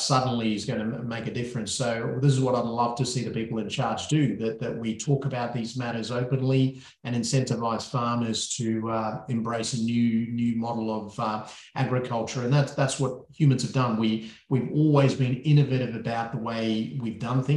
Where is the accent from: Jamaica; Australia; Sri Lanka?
Sri Lanka; moved away; Sri Lanka, which is my home country